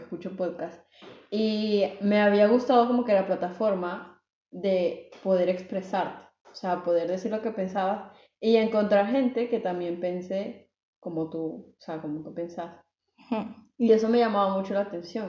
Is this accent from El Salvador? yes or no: yes; El Salvador; now in Belgium; vivo también en Bélgica, soy de El Salvador